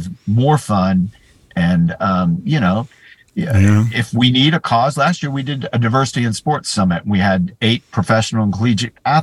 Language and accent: English; Texas, United States; also born or lived in California / Florida; now in Orlando, United States; I grew up in Texas